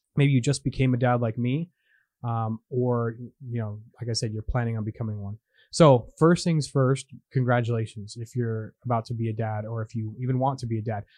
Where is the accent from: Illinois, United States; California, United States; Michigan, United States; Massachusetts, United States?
California, United States; moved away as an adult; twenty years ago when I was raised in California